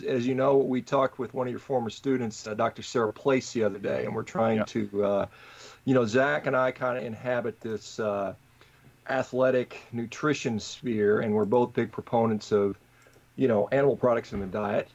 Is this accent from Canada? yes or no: no; Hof, Bavaria, Germany; now in Orange County, United States; I was born in Hof, Germany.